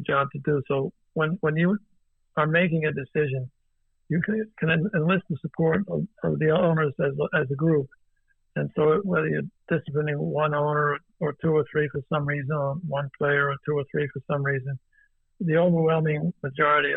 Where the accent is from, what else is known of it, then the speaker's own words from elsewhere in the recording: New Jersey, United States; I grew up in New Jersey, and New Jersey, New York area, an immigrant Italian